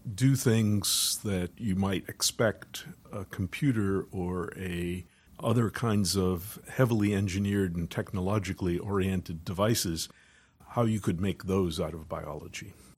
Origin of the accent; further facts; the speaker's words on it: Wakefield, Massachusetts, United States; I was brought up in Wakefield, Massachusetts